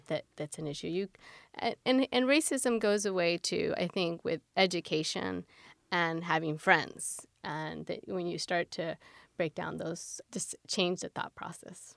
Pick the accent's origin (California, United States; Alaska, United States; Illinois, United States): California, United States; Pacoima; now in Orange County, United States; I grew up uh, 30 minutes north of LA uh, in the San Fernando Valley, a city called Pacoima